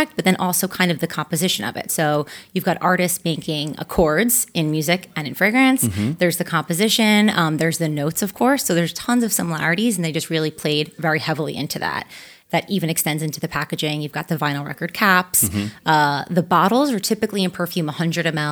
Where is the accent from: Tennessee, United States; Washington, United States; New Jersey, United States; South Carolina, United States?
New Jersey, United States; East Hanover; Jersey girl myself